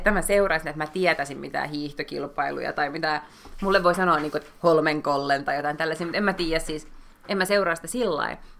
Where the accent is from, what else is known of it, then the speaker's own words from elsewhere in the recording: Lahti, Päijät-Häme, Finland; moved away; Siis Lahestahan olen